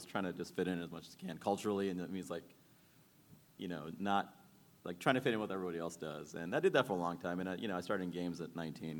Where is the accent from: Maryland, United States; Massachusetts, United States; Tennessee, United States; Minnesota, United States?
Maryland, United States; also born or lived in Sri Lanka; I was born in Sri Lanka, but I grew up in Maryland.